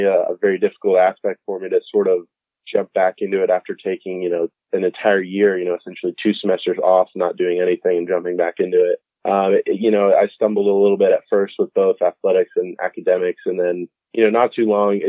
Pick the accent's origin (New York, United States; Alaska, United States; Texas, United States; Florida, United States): Florida, United States; Winter Park; I'm from Winter Park, Florida, we've been there for about 14 years.